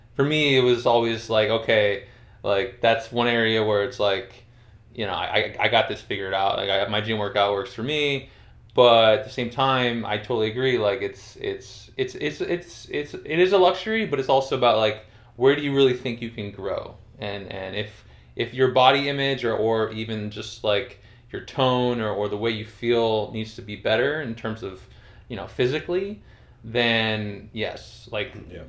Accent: Northeast, United States; I grew up in Northeast

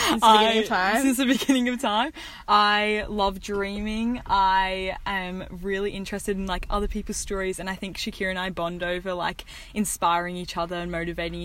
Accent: Australia; we're two girls from Australia

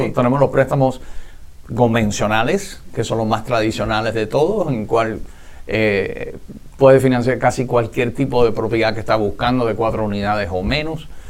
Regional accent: Miami, Florida, United States; Yo soy nativo y residente de Miami toda la vida

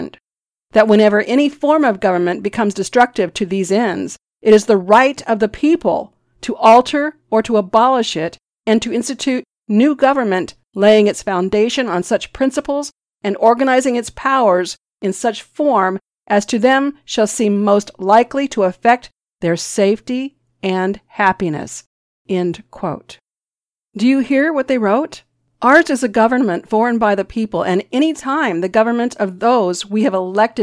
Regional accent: United States; As American Christians

